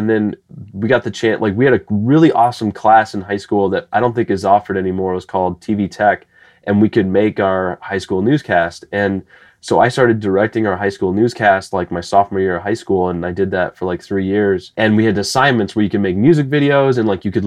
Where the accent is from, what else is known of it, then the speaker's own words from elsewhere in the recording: Bettendorf, Iowa, United States; also born or lived in Chicago / Los Angeles; now in St. Louis, United States; I grew up in Bettendorf, Iowa. It's a part of the Quad Cities.